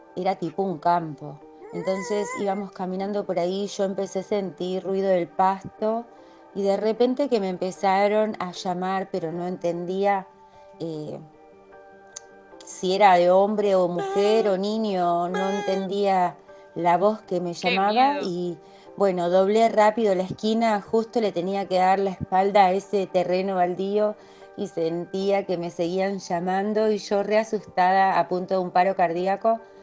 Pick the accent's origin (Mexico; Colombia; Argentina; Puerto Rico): Argentina; soy de Arín